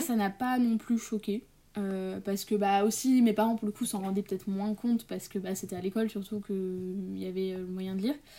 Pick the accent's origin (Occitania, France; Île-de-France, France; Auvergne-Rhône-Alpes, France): Île-de-France, France; Paris; je suis née à Paris en octobre, le 9 octobre 2003, enfin à côté de Paris, mais bon, j'ai grandi en partie à Paris